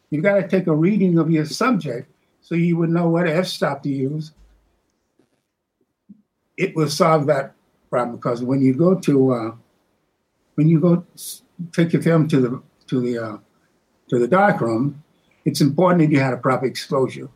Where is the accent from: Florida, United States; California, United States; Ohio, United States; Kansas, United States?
Florida, United States; Jacksonville; moved away; I'm this kid from Jacksonville. I'd not been exposed to city life as I was going to be